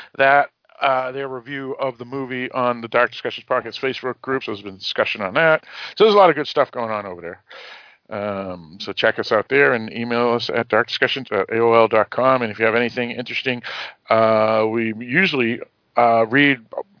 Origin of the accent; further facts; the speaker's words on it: Boston, Massachusetts, United States; accent: Boston; my Boston accent